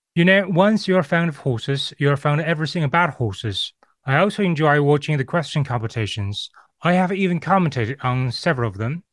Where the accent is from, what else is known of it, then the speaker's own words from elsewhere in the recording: China; moved away as an adult; also born or lived in United Kingdom; I was born and raised in China